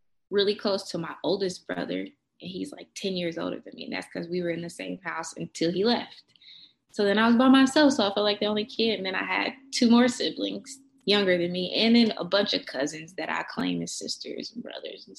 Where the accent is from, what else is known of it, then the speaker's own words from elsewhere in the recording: Kansas City, Kansas, United States; also born or lived in Denver, Colorado; I was born in Kansas City, Wyandotte County